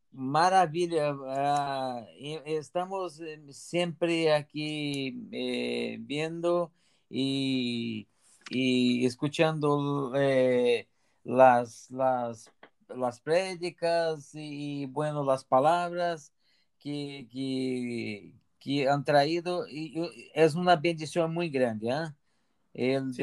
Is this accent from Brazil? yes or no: yes; near Brasília, Federal District, Brazil; Spanish is a second language; moved away as an adult; now in Gavà, Spain; soy brasileño de cerca de Brasilia